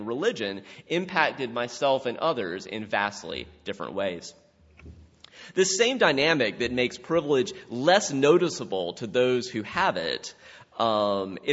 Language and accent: English; South Carolina, United States; my childhood in South Carolina